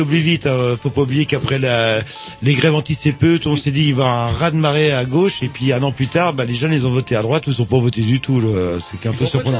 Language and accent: French; Trégor, Brittany, France; vers chez moi dans le Trégor